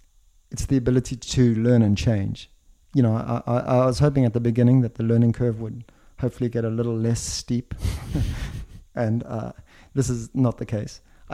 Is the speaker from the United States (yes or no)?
no; Switzerland; You know, I come from Switzerland and I'm based in Switzerland.